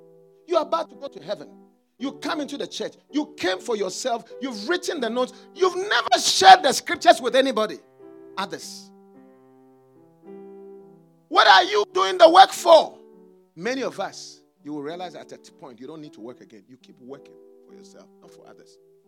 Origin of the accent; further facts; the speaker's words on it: New York, United States; now in Memphis, United States; I came from New York. Yeah. My original, my children were born in New York. New York, the city so great, they named it twice. New York, New York. Yeah. I left New York to come to Memphis.